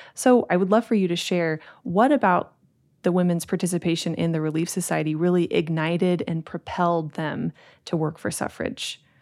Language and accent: English; Utah, United States; growing up in Utah, growing up in the church